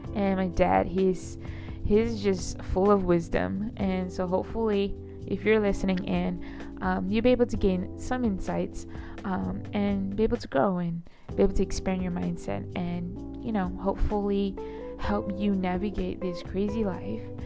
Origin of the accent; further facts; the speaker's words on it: Johor Bahru, Johor, Malaysia; also born or lived in Kuala Lumpur, Malaysia; I was born and raised in Malaysia, and I was born and raised in Johor Bahru